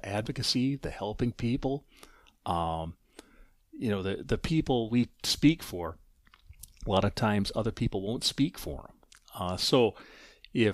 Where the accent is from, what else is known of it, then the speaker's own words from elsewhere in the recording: River Falls, Wisconsin, United States; moved away as an adult; also born or lived in Durand, Wisconsin; now in Eau Claire, United States; I'm originally from River Falls, Wisconsin, graduate of that high school